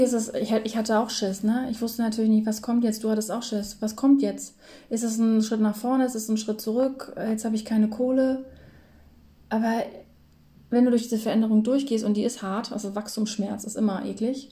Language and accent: German; Lower Saxony, Germany; moved away; bei uns in Niedersachsen